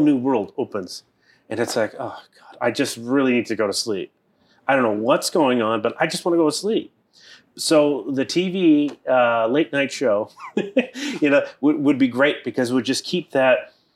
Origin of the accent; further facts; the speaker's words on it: Boston, Massachusetts, United States; I am from the East Coast. I grew up in Boston.